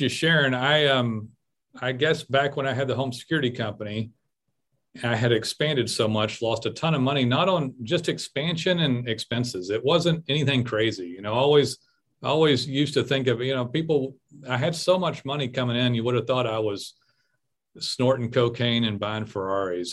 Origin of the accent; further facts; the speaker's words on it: United States; I'm American